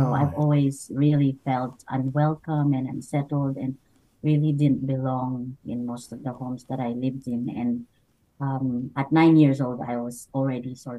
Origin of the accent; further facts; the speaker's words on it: Camarines Sur, Bicol Region, Philippines; moved away; I was born in the Philippines, and I grew up with my great-great-grandmother. And in a small town called Camarines